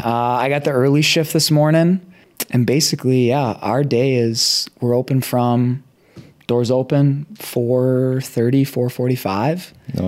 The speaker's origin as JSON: {"language": "English", "town": "Elk River", "region": "Minnesota", "country": "United States", "tie": "born or raised there", "said": "I grew up on kind of like a small hobby farm. So like I'm just so I went to Elk River high school. And I grew up"}